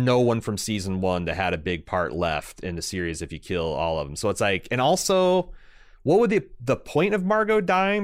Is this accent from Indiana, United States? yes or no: yes; Indiana, United States; I'm from Indiana, and they all talk about the corn, but in, in, in my hometown, it was, it was beans